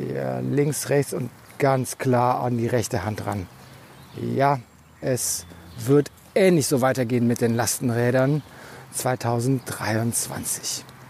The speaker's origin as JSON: {"language": "German", "area": "near Aachen, on the Dutch border", "region": "North Rhine-Westphalia", "country": "Germany", "tie": "born or raised there", "said": "ich bin ja an der Grenze zu den Niederlanden aufgewachsen, nämlich in der Nähe von Aachen"}